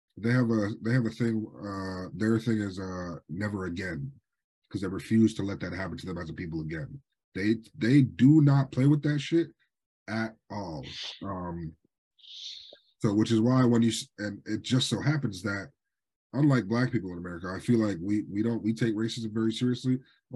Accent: Swampscott, Massachusetts, United States; Y'all know I grew up in Swampscott. We have a very significant Jewish population, so much so that we get Jewish holidays off from school.

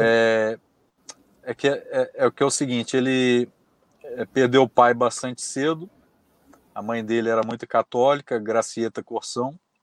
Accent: Belo Horizonte, Minas Gerais, Brazil; also born or lived in Brasília; eu sou nascido em Belo Horizonte, moro em Belo Horizonte

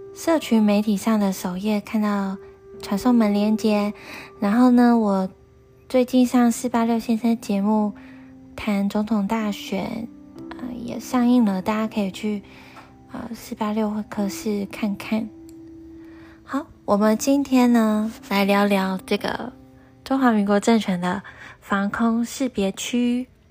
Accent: Taiwan; 我们台湾人真正该思考的是我们要如何做出正确的主张

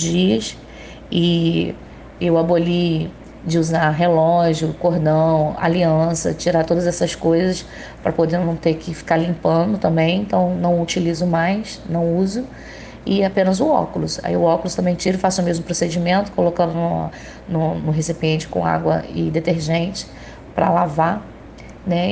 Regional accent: Itaguaí, Rio de Janeiro, Brazil; eu sou de Itaguaí, Rio de Janeiro

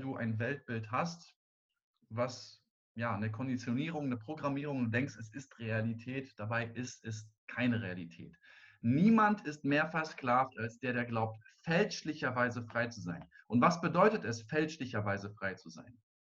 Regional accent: Germany; also born or lived in Cologne; Wir als Deutsche

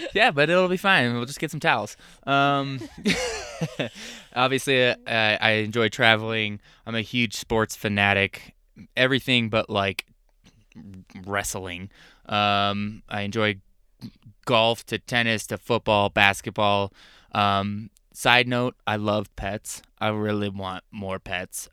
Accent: Arizona, United States; moved away as an adult; also born or lived in Wisconsin; I was born and raised in Arizona, uh, desert rat through and through

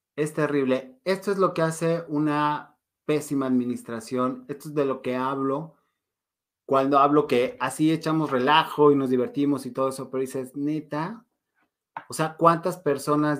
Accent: Mexico; como buen mexicano

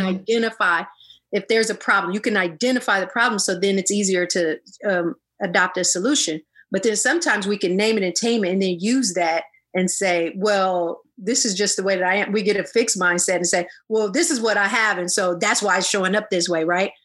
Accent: Illinois, United States; I'm from the US. I'm from, um, you know, the I'm from Illinois.

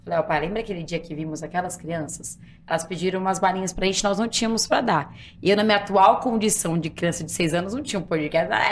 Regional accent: Guarulhos, São Paulo, Brazil; Eu sou de Guarulhos, eu brinco assim, gente, eu sou prova viva, Guarulhos tem mais que aeroporto, tem gente que mora lá, então eu sou de Guarulhos.

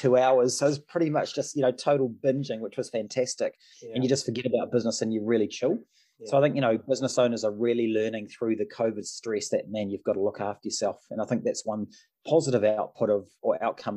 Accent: Auckland, New Zealand; also born or lived in Sydney, Australia; effectively lived 10 months in Sydney, grew up in Mount Roskill in Auckland

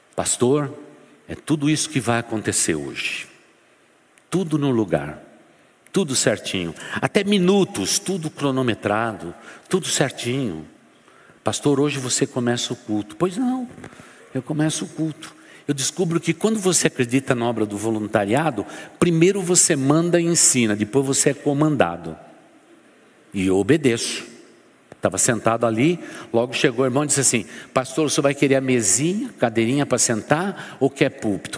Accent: São Paulo, Brazil; Eu sou bem paulistano

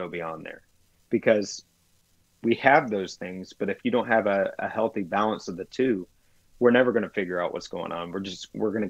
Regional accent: the South, United States; I grew up in the South

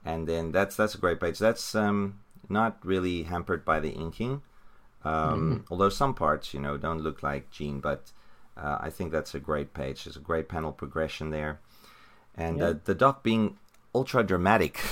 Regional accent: South Africa; I'm from South Africa

